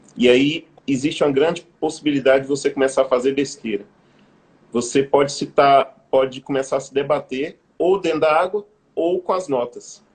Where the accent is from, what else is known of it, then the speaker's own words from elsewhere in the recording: Brazil; como povo brasileiro